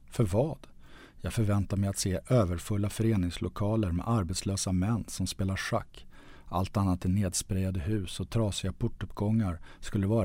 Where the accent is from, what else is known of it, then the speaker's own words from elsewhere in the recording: Sweden; För att vi är svenskar?